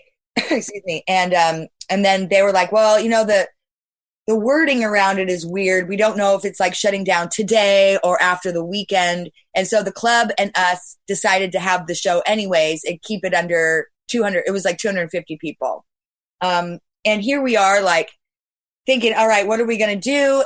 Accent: Bay Area, California, United States; I'm from the Bay Area

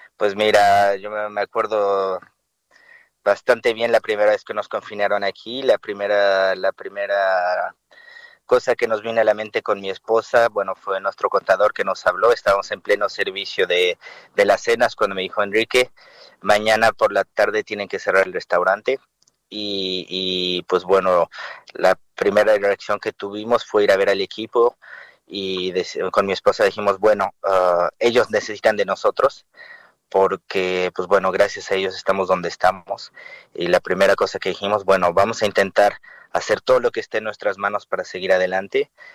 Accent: Mexico; now in France; es nuestro país

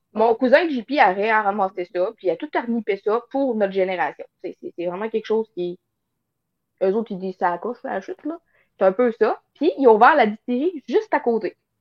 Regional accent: northern Quebec, Canada; je suis dans le nord du Québec

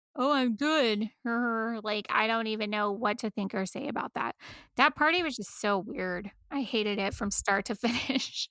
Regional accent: United States; we're all American

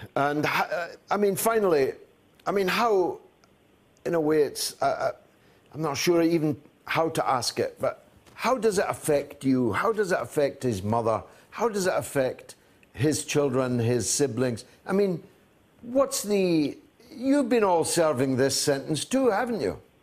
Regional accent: United Kingdom; I'm British

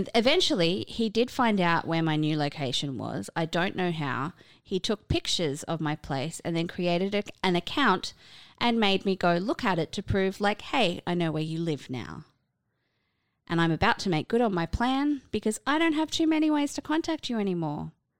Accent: California, United States; I grew up in Southern California.

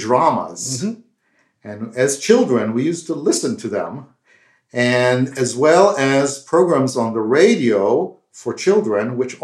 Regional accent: Israel; moved away; As you can tell by my accent, I'm not from India, but I grew up in Israel

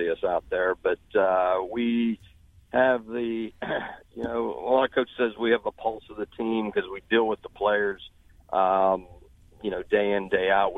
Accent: Uniontown, Pennsylvania, United States; moved away as an adult; also born or lived in West Virginia / Alabama / Florida; now in Baton Rouge, United States; I grew up around Pittsburgh

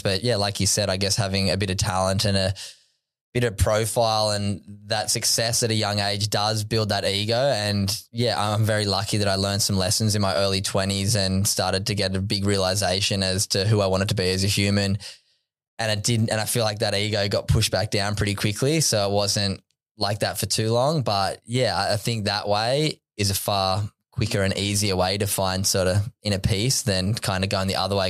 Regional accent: Sydney, New South Wales, Australia; I grew up on Sydney's Northern Beaches, Narrabeen

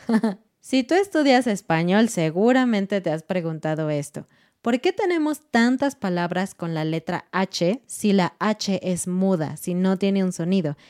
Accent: Mexico City, Mexico; moved away as an adult; now in Querétaro, Mexico; Somos de Ciudad de México, vivimos en Querétaro, pero nuestro corazón es un corazón chilango. Hemos, nacimos ahí, crecimos ahí, nos casamos ahí, todo en Ciudad de México.

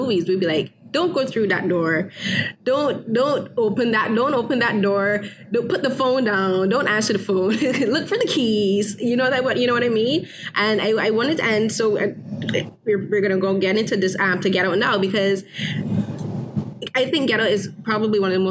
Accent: Barbados; I grew up in Barbados

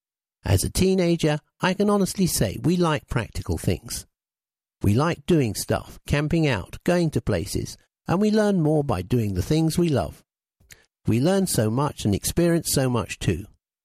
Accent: Luton, East of England, United Kingdom; now in Finsbury Park, United Kingdom; I grew up in Luton, then moved around a lot, but now live in Finsbury Park with my mum and younger sister.

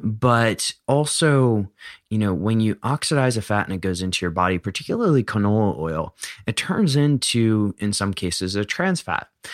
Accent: United States; born or raised there

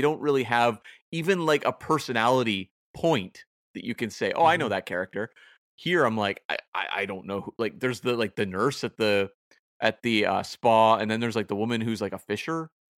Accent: Canada; I'm right Canadian. I've got to support the pride of Canada.

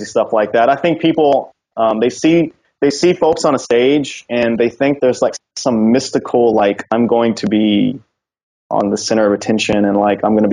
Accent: Louisiana, United States; Louisiana. I'm going to have to go with my home state

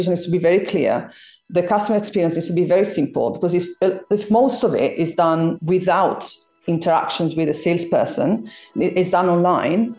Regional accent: Italy; moved away as an adult; now in London, United Kingdom; I'm originally from Italy, you know, moved over to London 14 years ago

